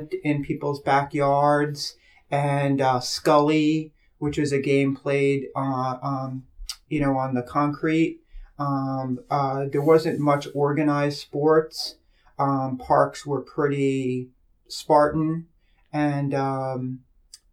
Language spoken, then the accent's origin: English; New York City, New York, United States; moved away as an adult; also born or lived in Hialeah, Florida; now in New Paltz, United States; that's where I grew up in South Brooklyn or Southern Brooklyn